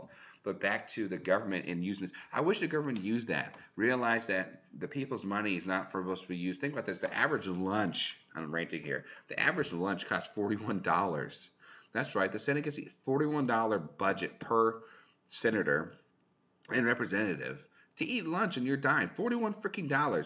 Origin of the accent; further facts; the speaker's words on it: California, United States; I'm from California, Thule's